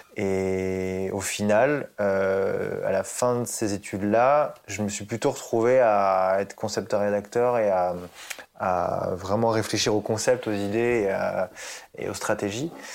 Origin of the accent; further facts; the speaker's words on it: Évry, Île-de-France, France; also born or lived in Puteaux; je suis né à Puteaux, donc dans le 92. Ah. Et en fait, on est parti très très vite euh, vers Évry-Corbeil dans le 91. Et en fait, c'est vraiment là-bas que j'ai grandi.